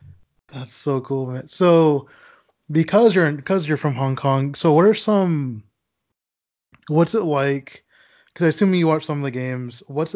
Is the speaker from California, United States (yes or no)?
no; Texas, United States; I'm from Texas